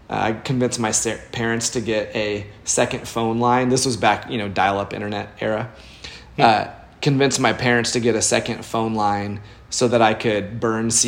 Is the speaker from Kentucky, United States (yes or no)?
no; Indianapolis, Indiana, United States; also born or lived in Chicago / Boston; now in Nashville, United States; I grew up in Indianapolis.